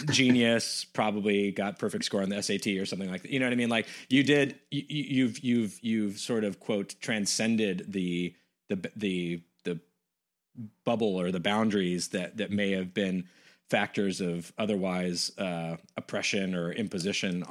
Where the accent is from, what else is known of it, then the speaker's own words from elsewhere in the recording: West Coast, United States; moved away; I'm from the West Coast originally